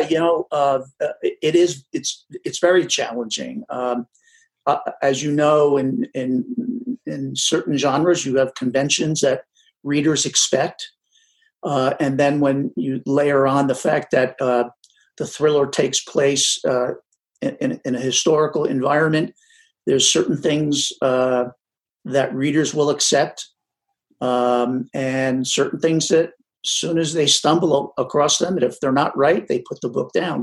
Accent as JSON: {"language": "English", "region": "New Jersey", "country": "United States", "tie": "born or raised there", "said": "I grew up in New Jersey"}